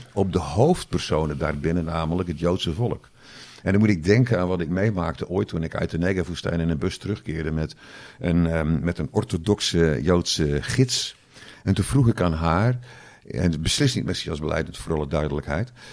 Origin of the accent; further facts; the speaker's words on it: Zeeland, Netherlands; accent: Zeeuws; mijn Zeeuwse dialect